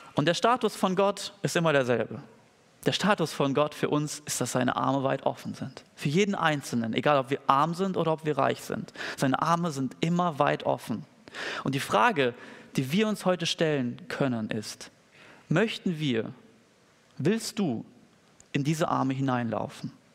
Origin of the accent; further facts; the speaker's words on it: Germany; als Deutsche